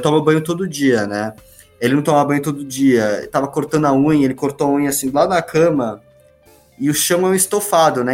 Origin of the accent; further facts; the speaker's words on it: Brazil; moved away; a gente, como brasileiro